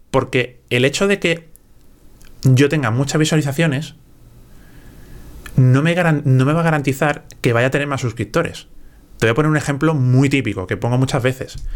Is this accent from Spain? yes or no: yes; Galicia, Spain; no quiero demostrarte nada. si soy gallego.